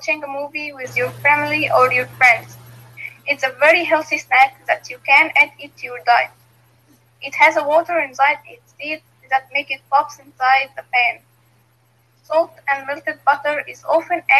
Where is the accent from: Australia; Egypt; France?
Egypt; English is a second language; I'm from Egypt.